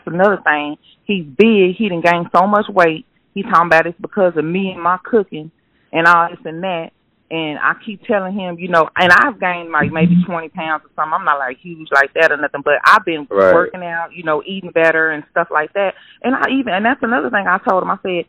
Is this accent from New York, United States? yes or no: no; Austin, Texas, United States; I'm from Austin, so we ended up moving outside of Houston.